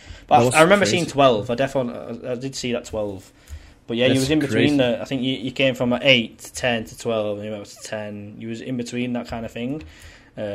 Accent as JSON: {"language": "English", "town": "St Helens", "region": "North West England", "country": "United Kingdom", "tie": "born or raised there", "accent": "plastic scouser", "moved": "yes", "lives_now": "Wigan, United Kingdom"}